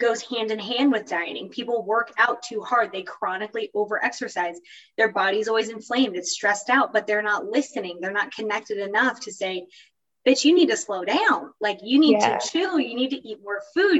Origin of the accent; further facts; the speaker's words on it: Florida, United States; moved away as an adult; I grew up in Florida.